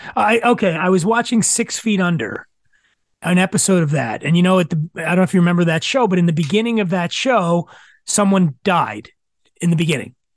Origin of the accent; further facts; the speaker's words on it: Philadelphia, Pennsylvania, United States; I grew up in Philadelphia